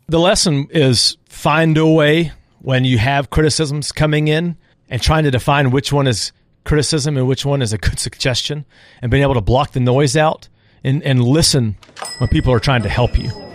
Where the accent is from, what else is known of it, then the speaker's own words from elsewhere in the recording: San Antonio, Texas, United States; moved away as an adult; now in Auburn, United States; growing up in San Antonio